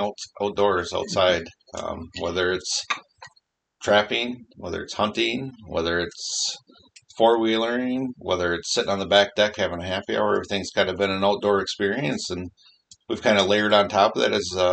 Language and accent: English; Wisconsin, United States; we're from Wisconsin